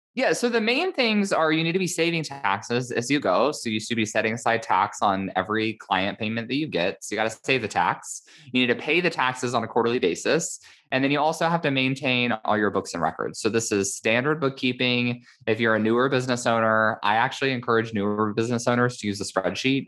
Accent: Indiana, United States; now in California, United States; my home state of Indiana

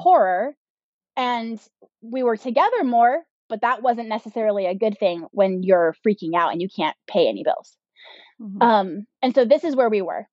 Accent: Southern California, United States; also born or lived in Northwest Arkansas; we're from Southern California. We're born and raised here. This is where we live now

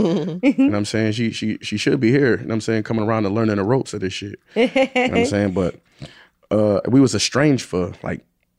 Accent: Buffalo, New York, United States; I'm from Buffalo, where, you know, nobody come out of Buffalo is nothing.

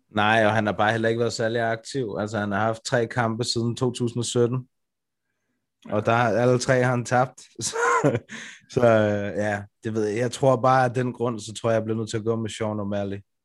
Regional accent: Brøndby, Capital Region of Denmark, Denmark; det sted, hvor jeg kommer fra

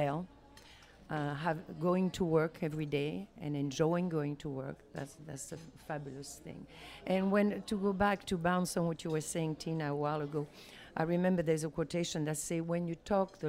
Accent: Montpellier, Occitania, France; English is a second language; moved away as an adult; also born or lived in Paris / Louisiana; I was born in Paris, and I grew up in the southern part of France, in Montpellier

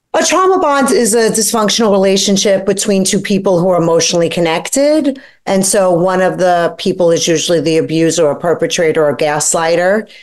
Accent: New York City, New York, United States; I grew up poor in Brooklyn with a single mom

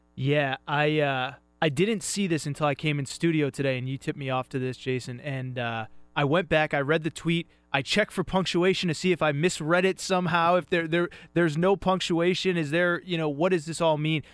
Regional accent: Northeast, United States; I'm from the Northeast

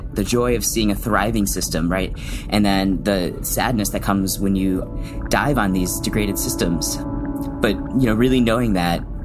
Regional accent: Chicago, Illinois, United States; moved away; I'm from the Midwest. I'm from Chicago.

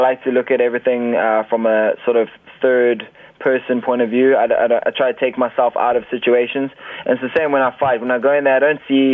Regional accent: Cape Town, Western Cape, South Africa; also born or lived in Thailand / Johannesburg; I was actually living in Cape Town. I'm actually originally from Cape Town

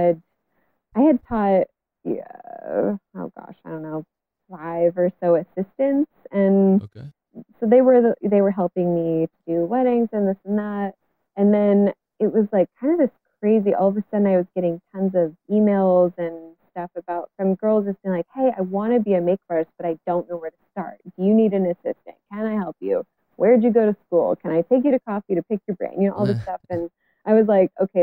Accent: Bellingham, Washington, United States; this is my hometown. You know, I'm still living here in Bellingham. I've moved away, but I've come back

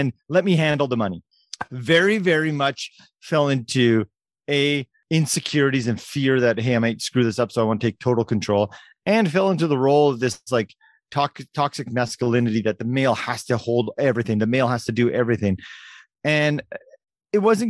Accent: Canada; as a Canadian kid who loved hockey

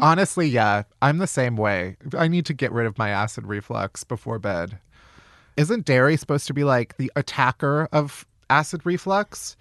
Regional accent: south suburbs of Chicago, Illinois, United States; the suburbs of Chicago

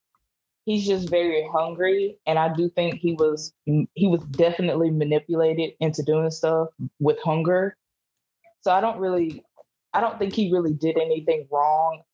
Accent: Mississippi, United States; I'm from Mississippi

